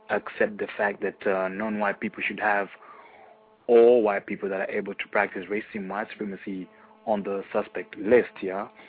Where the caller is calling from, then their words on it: Austria; I'm calling from Austria.